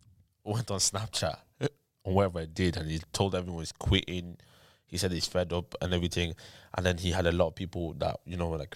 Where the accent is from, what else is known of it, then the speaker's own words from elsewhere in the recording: Ireland; and as Irish artists, yeah